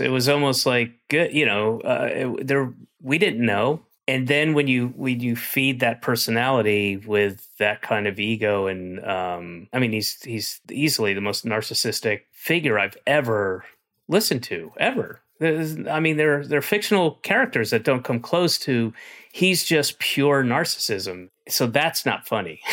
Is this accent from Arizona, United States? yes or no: no; Georgia, United States; moved away; I'm from Georgia. My family, uh, with the exception of one sister, everybody else is still in Georgia